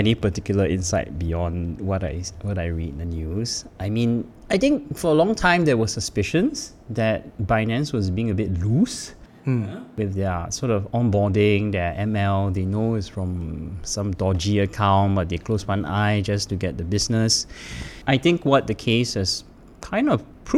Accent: Singapore; I am Singaporean

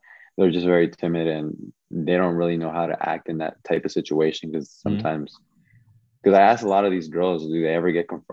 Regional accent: Virginia, United States; also born or lived in Washington, D.C.; I grew up in here in Virginia to be exact.

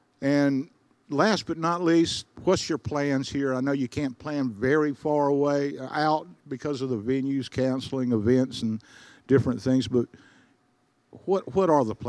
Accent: Spartanburg, South Carolina, United States; moved away; Say hello to Spartanburg on the way back for me. That's my hometown.

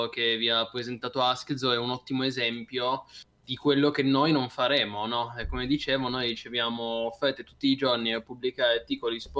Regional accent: Cuneo, Piedmont, Italy; io sono di Cuneo, io sono nato a Cuneo, però quindi potrei anche tifare, no?

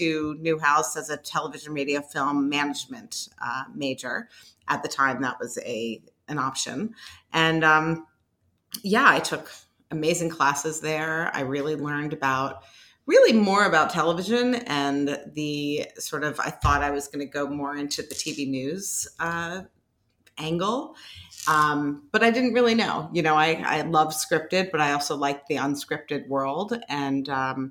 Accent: Washington, District of Columbia, United States; moved away as an adult; also born or lived in Syracuse, New York; I grew up in the Washington, D.C. area

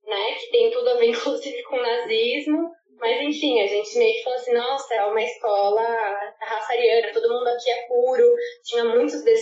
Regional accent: Brazil; moved away as an adult; now in Ghana; Eu sou do Brasil, eu sou latina

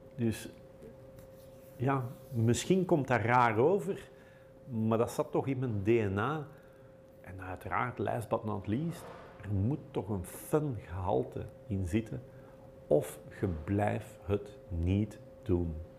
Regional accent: Belgium; wij Belgen

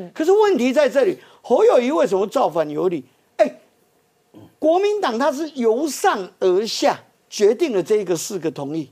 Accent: Taiwan; 最大的赢家是我们台湾人民

